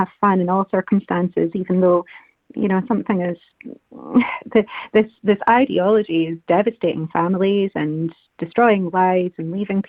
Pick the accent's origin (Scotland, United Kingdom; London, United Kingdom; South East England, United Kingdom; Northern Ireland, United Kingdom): Scotland, United Kingdom; as Scottish women